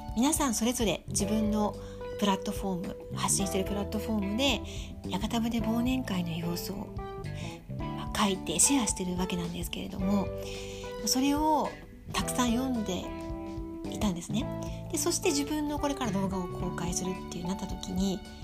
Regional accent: Tokyo, Japan; born or raised there; now in Sapporo, Japan

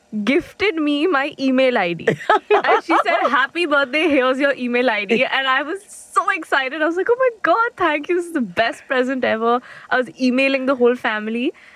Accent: India; Because we're Indian. So Desi parenting.

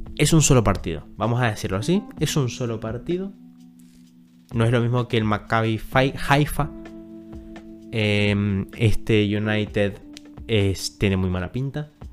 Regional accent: Argentina; yo soy de Argentina

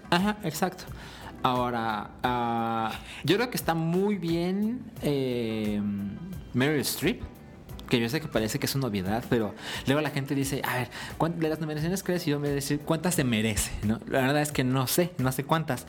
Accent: Guadalajara, Jalisco, Mexico; moved away; nosotros somos de Guadalajara

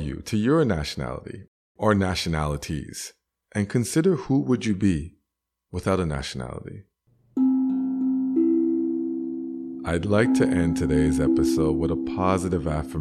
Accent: Canada; I'm Canadian.

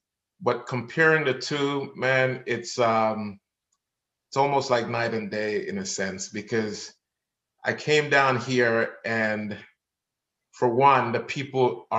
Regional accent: Jamaica; now in Florida, United States; Yeah, as a Jamaican, yeah, you gotta put in the work. So so I put in the work and yeah, saved up some money and moved to Florida

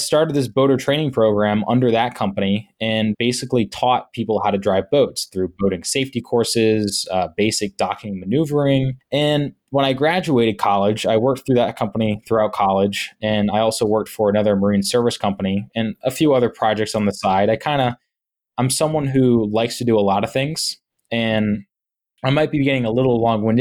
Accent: Wickford, Rhode Island, United States; also born or lived in Laguna Beach, California / Florida / Matunuck, Rhode Island; I was very fortunate enough to grow up in a town called Wickford, which is actually a village.

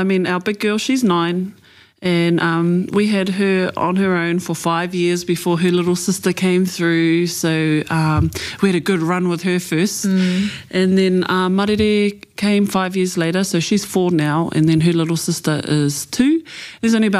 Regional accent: Auckland, New Zealand; also born or lived in Far North (Muriwhenua); now in Rotorua, New Zealand; I grew up in Auckland, I grew up in GI, Glen Innes

